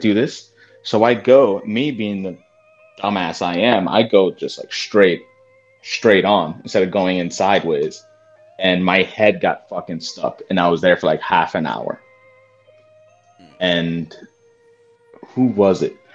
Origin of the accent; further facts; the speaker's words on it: New Jersey, United States; me being from Jersey